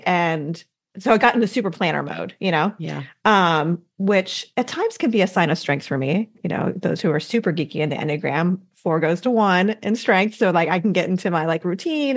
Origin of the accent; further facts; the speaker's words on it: Midwest, United States; now in Southeastern United States; I didn't have this tradition growing up in the Midwest, but now in the southeastern part of the U.S.